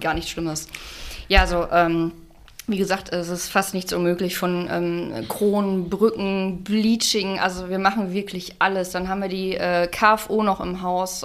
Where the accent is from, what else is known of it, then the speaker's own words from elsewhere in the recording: Unna district, North Rhine-Westphalia, Germany; moved away as an adult; now in Dorsten, Germany; ich komme aus dem Kreis Unna, bin vor zwei Jahren hier zugezogen